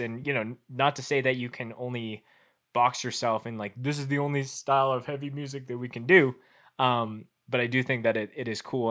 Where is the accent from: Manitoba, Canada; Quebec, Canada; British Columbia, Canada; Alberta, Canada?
Manitoba, Canada; Winnipeg; now in Calgary, Canada; originally growing up in Winnipeg